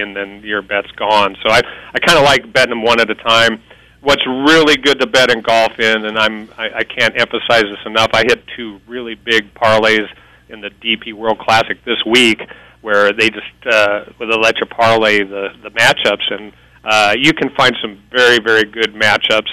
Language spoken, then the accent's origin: English; Nebraska, United States; now in Las Vegas, United States; I'm from Nebraska